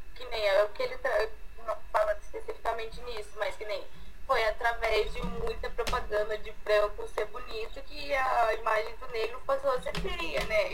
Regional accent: Laranjal Paulista, São Paulo, Brazil; eu sou de Laranja Paulista

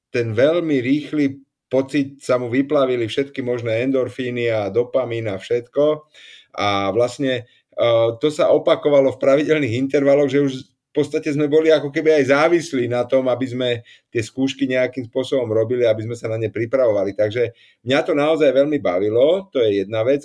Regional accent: Slovakia; also born or lived in Prague; som Slovák

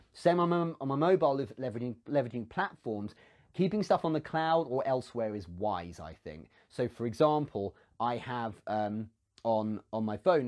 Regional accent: England, United Kingdom; I'm English

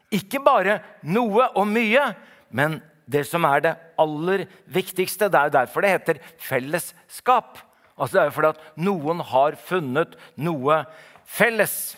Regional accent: Oslo, Norway; Jeg kommer jo fra Oslo

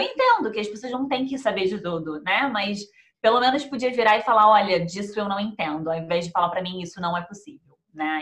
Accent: Rio de Janeiro, Brazil; moved away as an adult; now in Melbourne, Australia; eu sou de Melbourne e a gente, no Brasil, era do Rio.

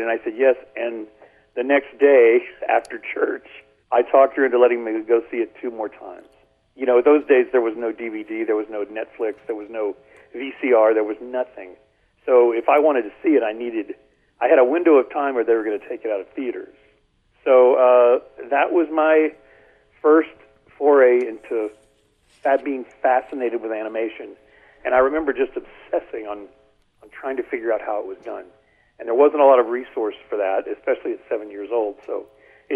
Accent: Beaumont, Texas, United States; I grew up in the north end of Beaumont.

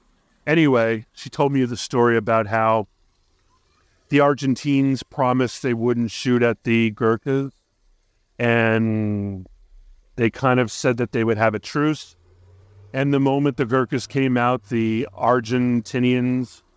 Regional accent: Hawaii, United States; born or raised there

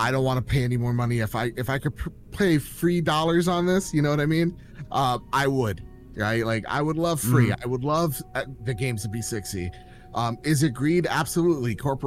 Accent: United States

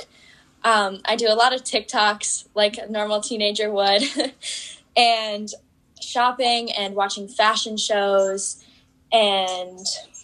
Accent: Fox Valley, northern Wisconsin, United States; I'm from Wisconsin. I'm part of northern Wisconsin in the Fox Valley

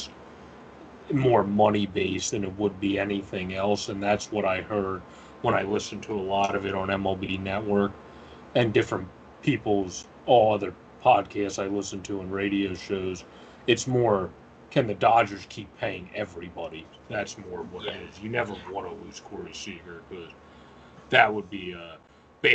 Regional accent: Philadelphia, Pennsylvania, United States; my hometown Phillies

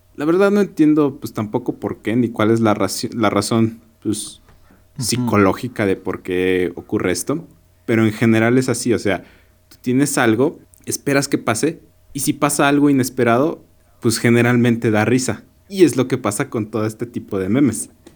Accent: Mexico

